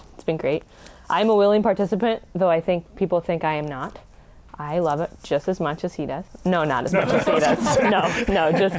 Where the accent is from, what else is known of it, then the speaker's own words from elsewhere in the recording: Michigan, United States; I am from Michigan